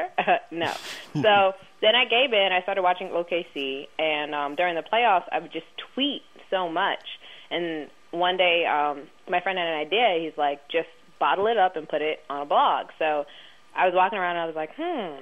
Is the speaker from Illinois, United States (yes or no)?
no; New York City, New York, United States; I'm from Coney Island, the same projects they shot that movie